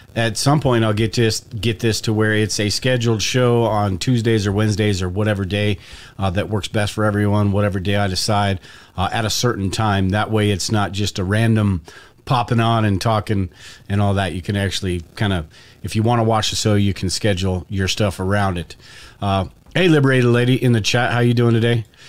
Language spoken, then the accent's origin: English; United States; the privileges and the stuff that I've had from being an American